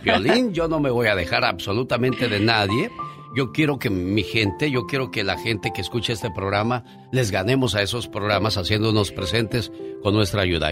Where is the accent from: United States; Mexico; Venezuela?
Mexico; Mexico City; moved away; en Ejidos de Huipulco, Ciudad de México, a las 11 de la noche nos juntábamos en la calle